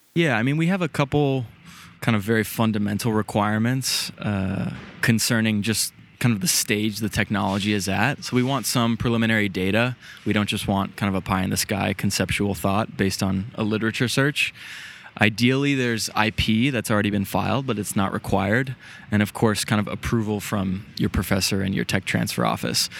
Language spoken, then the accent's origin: English; San Diego, California, United States; moved away; growing up, I, I'm from San Diego originally